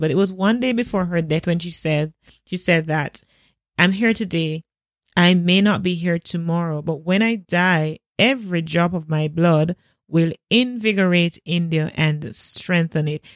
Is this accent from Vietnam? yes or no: no; Jamaica; as a Jamaican